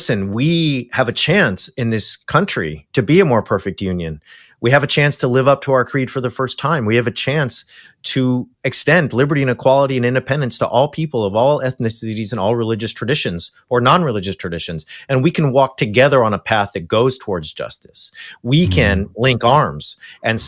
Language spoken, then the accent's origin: English; Orange County, California, United States; moved away; where I came from continues to be a hotbed for Christian nationalism